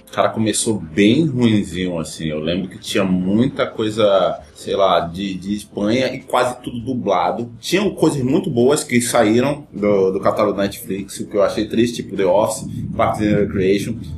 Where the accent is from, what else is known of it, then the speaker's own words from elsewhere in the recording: Amazonas, Brazil; a gente é aqui do Amazonas